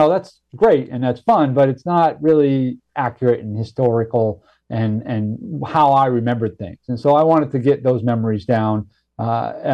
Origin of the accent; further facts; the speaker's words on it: Maine, United States; moved away; also born or lived in Boston; where I grew up in Maine and what technology I had available to me and how I sort of made the journey from rural backwoods dirt farming Maine